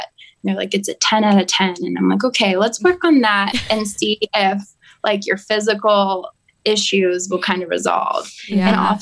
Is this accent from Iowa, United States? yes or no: no; Sherborn, Massachusetts, United States; I grew up in Sherbourne, Massachusetts